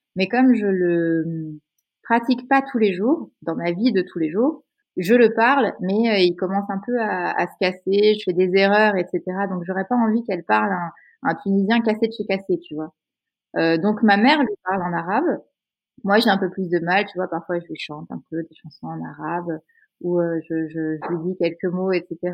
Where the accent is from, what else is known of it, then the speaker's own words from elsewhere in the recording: France; je suis née en France